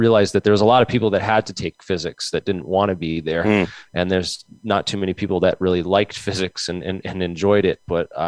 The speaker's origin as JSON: {"language": "English", "town": "Mansfield", "region": "Massachusetts", "country": "United States", "tie": "born or raised there", "moved": "yes", "lives_now": "Rhode Island, United States", "said": "I was born in Southeastern Mass. Actually, I grew up in between Boston and Providence in a town called Mansfield"}